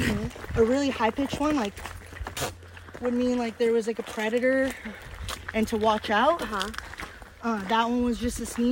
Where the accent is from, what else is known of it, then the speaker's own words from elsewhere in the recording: Santa Barbara, California, United States; I'm from Santa Barbara, pretty much born and raised here, moved here when I was 5.